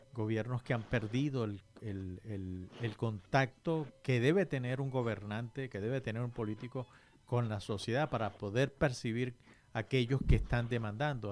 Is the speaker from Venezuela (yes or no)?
yes; Venezuela; nosotros, que somos originarios de Venezuela